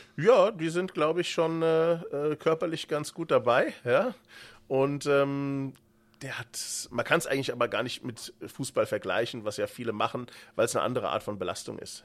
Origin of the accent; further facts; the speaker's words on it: Frankfurt region, Hesse, Germany; accent: local dialect (Hessian); Ich komme ja hier auch aus der Region, wie man es vielleicht hört, an der ja, Mundart